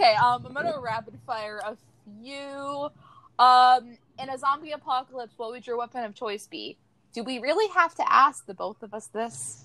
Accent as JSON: {"language": "English", "region": "Florida", "country": "United States", "tie": "born or raised there", "said": "I grew up in Florida"}